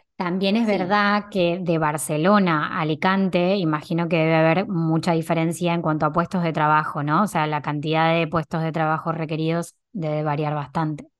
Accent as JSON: {"language": "Spanish", "country": "Argentina", "moved": "yes", "lives_now": "Spain"}